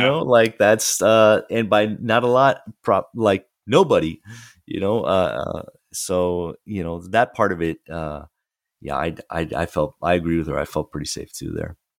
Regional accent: Fort Lauderdale, Florida, United States; the newspaper from my hometown, the, the Sun Sentinel, uh, which is in Fort Lauderdale

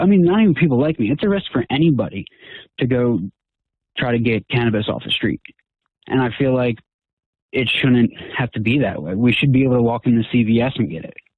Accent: New Jersey, United States; moved away as an adult; now in Pittsburgh, United States; I'm originally from South Jersey, and so I had to move from there

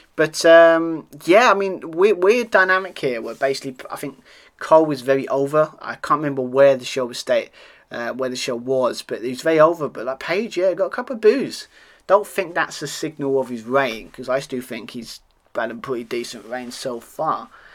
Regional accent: United Kingdom; accent: British; being a Brit, as you can hear on my accent

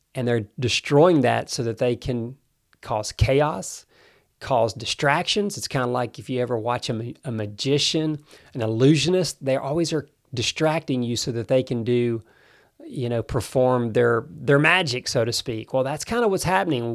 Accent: United States; I do love America. That is my home country

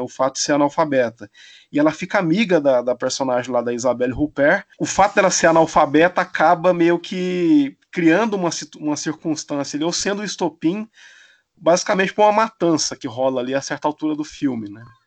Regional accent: Brazil; para mim como brasileiro

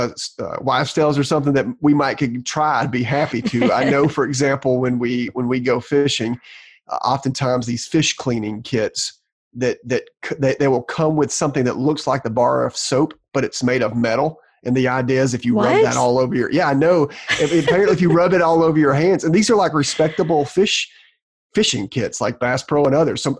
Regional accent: Georgia, United States; I'm from Georgia. This is the best my tongue can

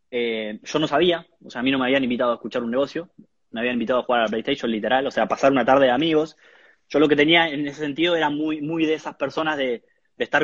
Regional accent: La Plata, Buenos Aires Province, Argentina; Como te contaba, yo soy de La Plata, era de, La Plata Capital.

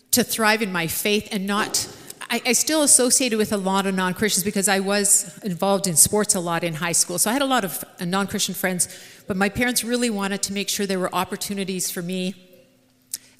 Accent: Swift Current, Saskatchewan, Canada; we had one channel growing up in Swift Current

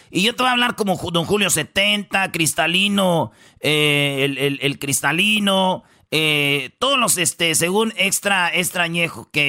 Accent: Jiquilpan, Michoacán, Mexico; ahí donde yo soy de Jiquilpan, mucha gente siembra agave.

